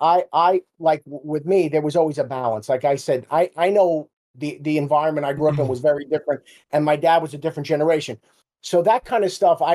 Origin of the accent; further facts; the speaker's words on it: Jersey City, New Jersey, United States; I grew up in Jersey City